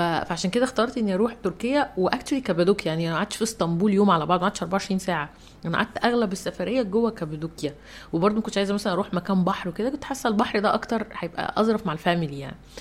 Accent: Egypt; انا مصريه

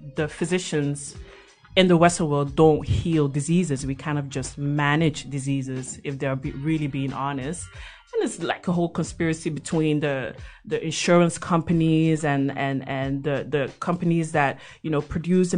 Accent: Belgium; moved away as an adult; now in Netherlands; I was born and bred in Belgium

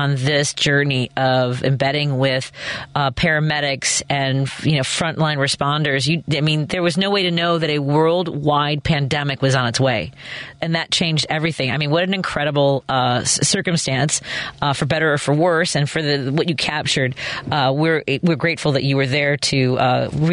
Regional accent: Chicago, Illinois, United States; I grew up in Norwood Park

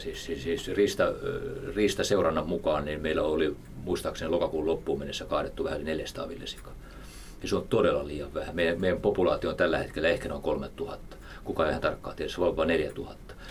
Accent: Häme, Tavastia, Finland; Mä oon Hämeestä kotoisin

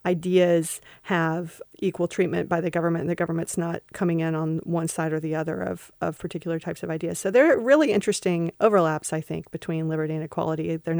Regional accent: Kentucky, United States; You're a city girl, and I'm a hillbilly from the mountains of Kentucky.

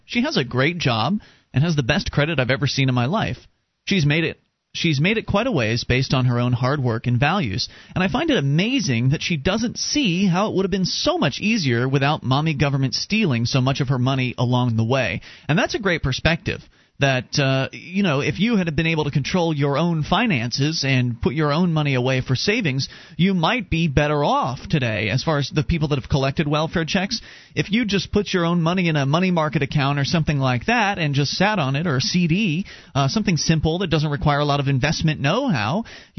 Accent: Texas, United States; now in Washington, United States; You see, I grew up in Texas right next to Fort Hood

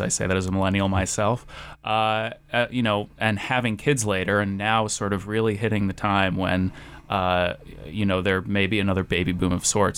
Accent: New England, United States; now in Idaho, United States; I'm from New England

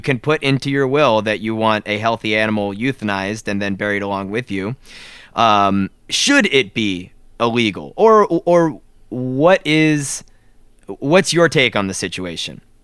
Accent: South Florida, United States; moved away; we grew up in South Florida

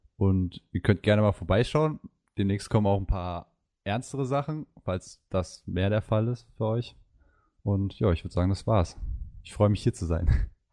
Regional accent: Mainz, Rhineland-Palatinate, Germany; ich komme aus Mainz, bin 20

